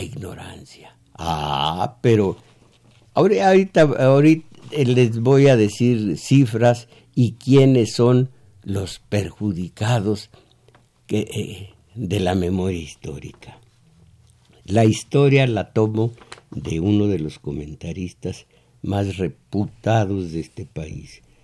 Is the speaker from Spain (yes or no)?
no; Mexico; eran mexicanos, éramos mexicanos